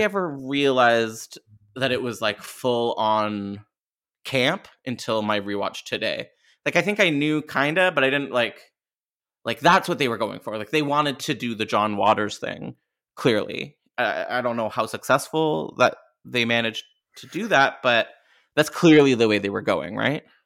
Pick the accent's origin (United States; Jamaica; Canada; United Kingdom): Canada; I'm Canadian